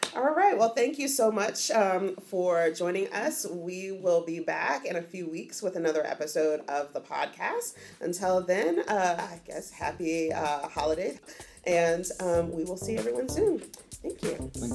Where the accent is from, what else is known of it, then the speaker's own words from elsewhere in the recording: Richmond, Virginia, United States; I'm from Richmond, Central Virginia, so just outside of Appalachia